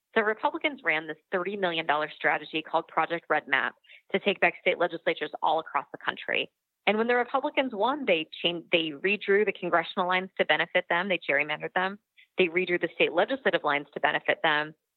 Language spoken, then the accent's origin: English; Missouri, United States; my home state of Missouri